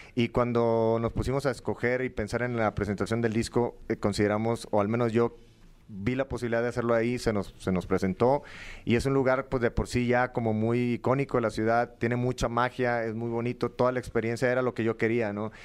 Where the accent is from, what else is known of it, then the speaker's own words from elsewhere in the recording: Matamoros, Tamaulipas, Mexico; moved away; also born or lived in Monterrey; de, donde soy yo, de, de Matamoros, viví en Monterrey también